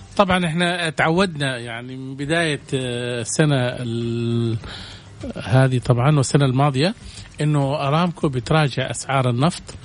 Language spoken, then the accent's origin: Arabic; Saudi Arabia; عندنا في السعودية